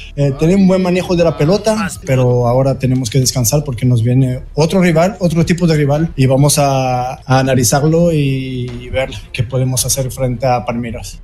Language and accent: Spanish; Brazil; como brasileño